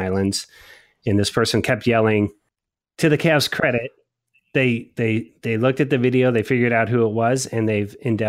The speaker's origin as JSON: {"language": "English", "town": "Cleveland", "region": "Ohio", "country": "United States", "tie": "born or raised there", "said": "my hometown of Cleveland, Ohio."}